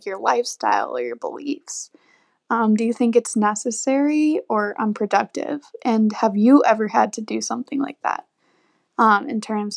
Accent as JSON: {"language": "English", "town": "Chicago", "region": "Illinois", "country": "United States", "said": "I'm 22 and I'm from the Chicago area"}